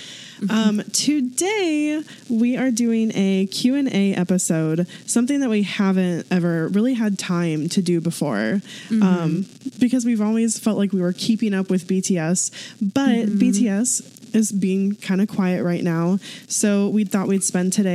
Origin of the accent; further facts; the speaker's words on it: St. Louis, Missouri, United States; moved away as an adult; now in Kansas City, United States; So we're both from St. Louis. I currently live in Kansas City with my husband, Jordan